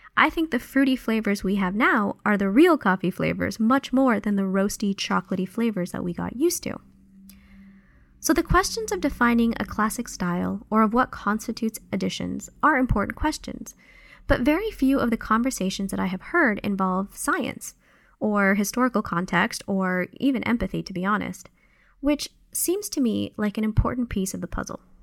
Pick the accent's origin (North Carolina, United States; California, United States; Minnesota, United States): California, United States; moved away as an adult; also born or lived in Guatemala; now in Ohio, United States; I usually say that I grew up in California